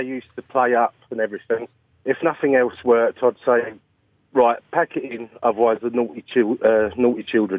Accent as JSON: {"language": "English", "area": "Essex", "region": "East of England", "country": "United Kingdom", "said": "I'm from Essex."}